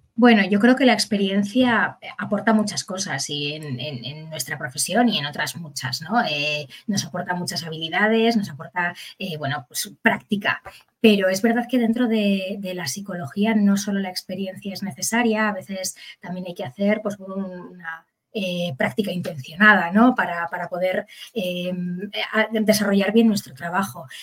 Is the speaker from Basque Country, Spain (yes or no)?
yes; Bilbao, Basque Country, Spain; yo soy de Bilbao